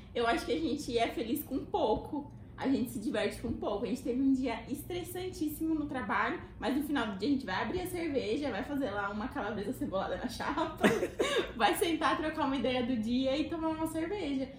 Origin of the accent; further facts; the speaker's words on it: Brazil; moved away as an adult; now in Washington, D.C., United States; eu sou brasileira